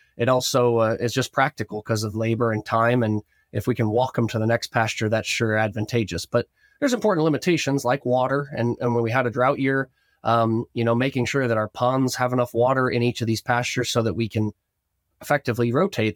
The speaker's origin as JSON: {"language": "English", "region": "Northwest Ohio", "country": "United States", "tie": "born or raised there", "said": "growing up in Northwest Ohio, our family had a cattle operation, cow calf, and, and feedlot"}